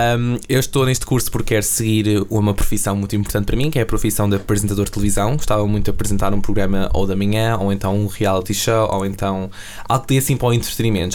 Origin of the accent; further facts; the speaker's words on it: Massamá, Lisbon, Portugal; also born or lived in Belas; Eu sou de Massamá, eh, tenho 18 anos